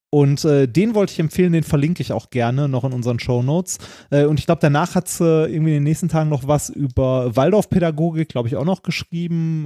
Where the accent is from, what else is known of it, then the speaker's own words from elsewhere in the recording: Ruhr area, North Rhine-Westphalia, Germany; ich komme aus dem Ruhrgebiet